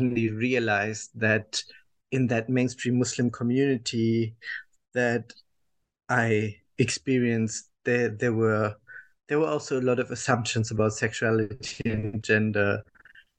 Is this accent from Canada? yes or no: no; Germany; English is a second language; I was born and raised in Germany, as people will understand from my accent